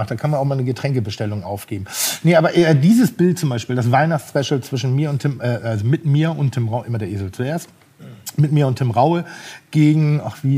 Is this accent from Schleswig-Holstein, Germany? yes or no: yes; Pinneberg, Schleswig-Holstein, Germany; Nein, ich bin insofern nicht eitel, weil ich komme aus Pinneberg